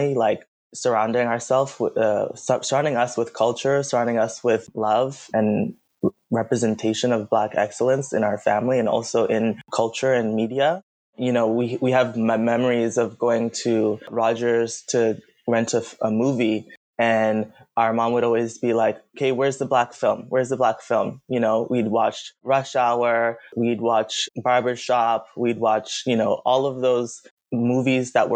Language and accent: English; Ottawa, Ontario, Canada; growing up in Ottawa